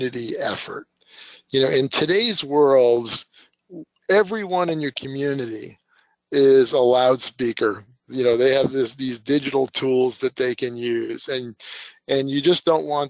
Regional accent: Long Island, New York, United States; now in Redding, United States; I grew up on New York in Long Island, which is surrounded by water

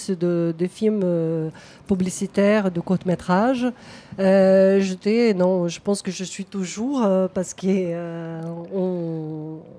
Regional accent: Brazil; now in Toulouse, France; moi, je suis brésilienne

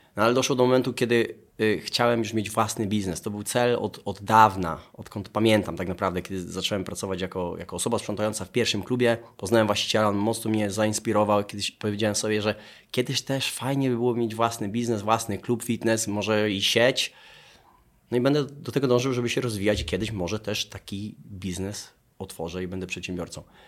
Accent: Dąbrowa Tarnowska, Lesser Poland, Poland; moved away as an adult; also born or lived in England; Pochodzę z Dąbrowy Tarnowskiej, tam jest mój dom rodzinny.

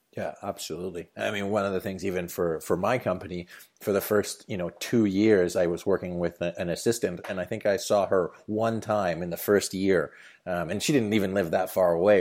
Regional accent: Canada; my home country of Canada

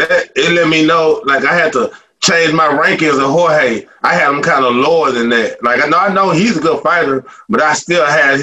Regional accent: Dallas, Texas, United States; I'm from Dallas.

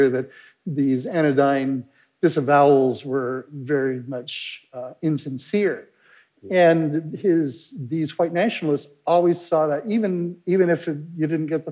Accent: the West, United States; I grew up in the West

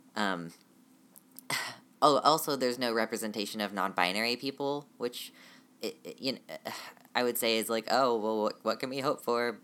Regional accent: United States; I am definitely American

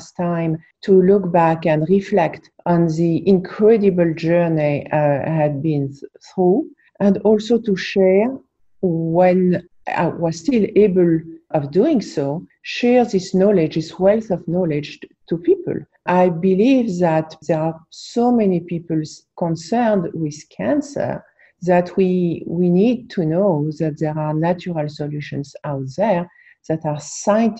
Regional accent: France; also born or lived in New York, United States; now in United States; I was born in New York. I was raised in France, but I was born in New York.

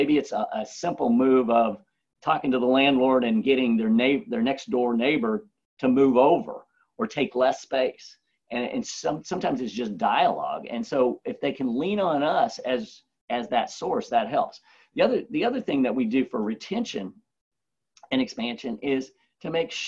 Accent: Roswell, United States; this is my hometown and because I still live here

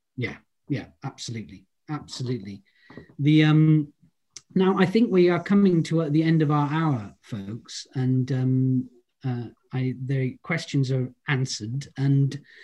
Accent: Holyhead, Wales, United Kingdom; I'm from Holyhead

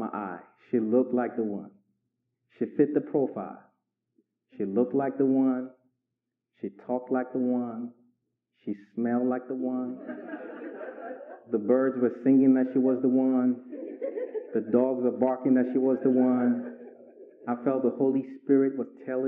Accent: Nigeria; moved away as an adult; also born or lived in Inglewood, California / Richmond, Virginia; I was raised in Nigeria for 19 years

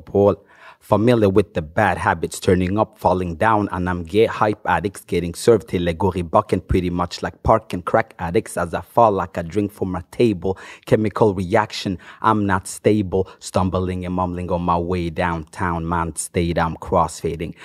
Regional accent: Norway; first language Swahili; English is a second language; also born or lived in Democratic Republic of the Congo / Bergen, Norway; I started listening to hip hop when I first came to Norway. I didn't know it existed before I got to Norway when I was like eight.

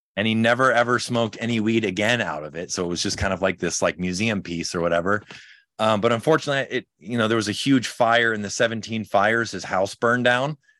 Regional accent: Chicago, Illinois, United States; now in California, United States; I'm from Chicago originally. When I moved out to California

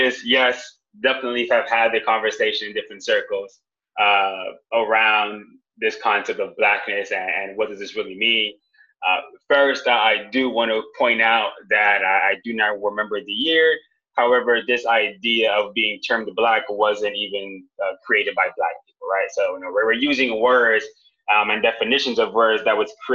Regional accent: Jamaica; I am Jamaican

